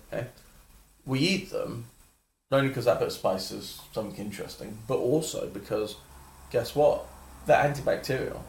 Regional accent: London, United Kingdom; I grew up in London

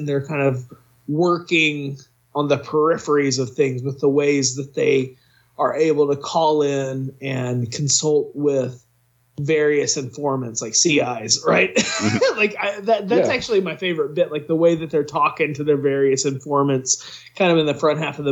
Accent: United States; we're all from the United States

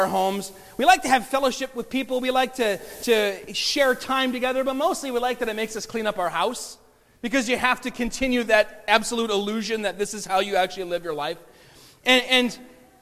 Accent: Bay City, Michigan, United States; Aaron and I grew up in Bay City, which is like 98.9 or something percent Polish Catholic

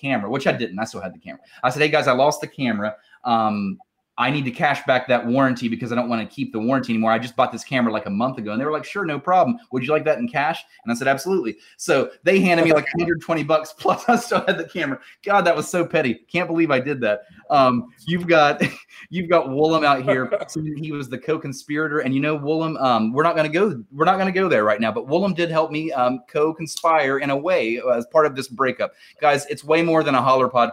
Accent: Huntington, West Virginia, United States; born or raised there

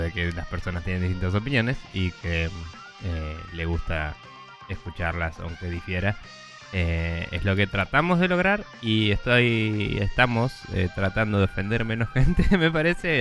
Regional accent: Bahía Blanca, Buenos Aires Province, Argentina; moved away; yo también soy de Bahía Blanca, Yupi. Em, y como la mayoría de la gente que conozco de Bahía Blanca, me fui ahí muy de pendejo y no quiero volver

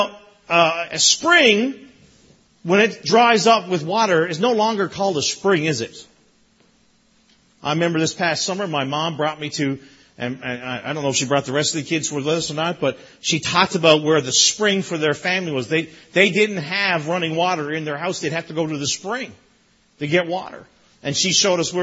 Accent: Newfoundland and Labrador, Canada; moved away as an adult; now in Brampton, Canada; as a child growing up in Newfoundland

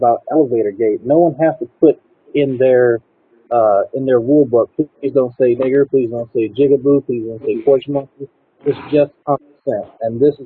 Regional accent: Slidell, Louisiana, United States; I'm from Slido, Louisiana

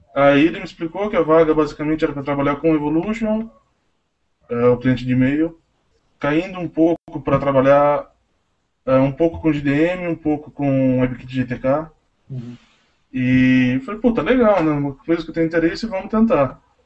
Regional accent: Tatuí, São Paulo, Brazil; eu sou de Tatuí

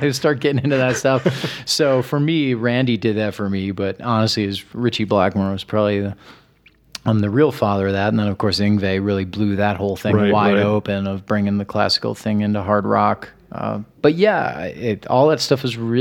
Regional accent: Midwest, United States; growing up in the Midwest

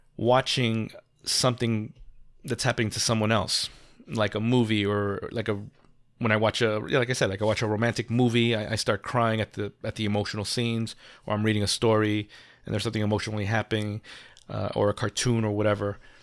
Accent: New York, United States; And I'm a New Yorker. I'm not a tourist.

